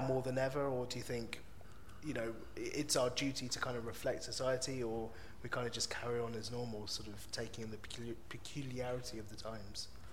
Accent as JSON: {"language": "English", "region": "London", "country": "United Kingdom", "said": "I really am from London. Northwest"}